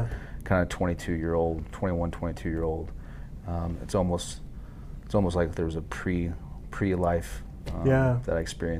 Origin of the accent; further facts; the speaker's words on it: Dallas-Fort Worth area, Hurst, Euless, Bedford, Texas, United States; I'm from the Dallas-Fort Worth area, grew up in Hurst, Euless, Bedford.